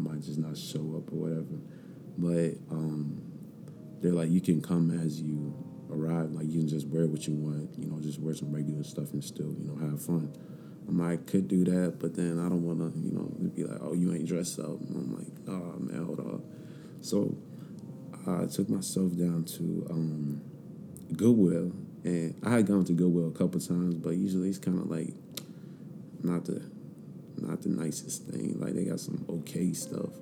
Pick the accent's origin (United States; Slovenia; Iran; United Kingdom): United States; Leesburg, Virginia; also born or lived in Farmville, Virginia; my hometown, which is Leesburg